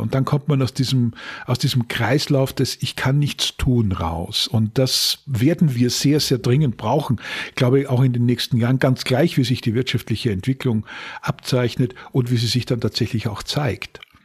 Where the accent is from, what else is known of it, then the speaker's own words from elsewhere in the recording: Upper Styria, Austria; die Gegend, in der ich gelebt habe, in der Obersteiermark in Österreich